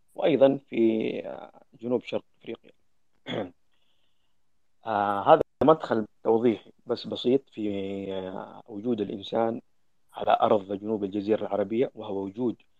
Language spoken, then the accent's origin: Arabic; Yemen; عندنا في اليمن